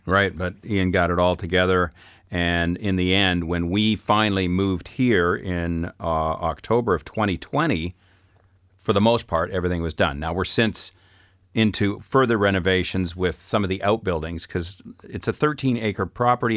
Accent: Saskatchewan, Canada; now in France; I'm, uh, from Saskatchewan, not speaking French province

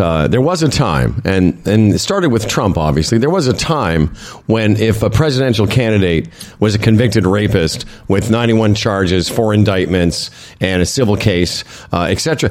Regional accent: Saskatchewan, Canada; moved away; I come from Saskatchewan

